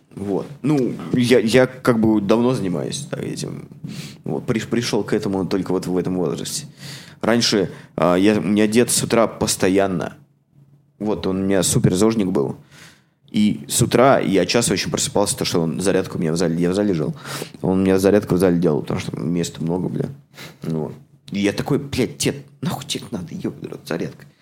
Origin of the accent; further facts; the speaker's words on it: Samara, Samara Oblast, Russia; now in Toronto, Canada; В моем родном городе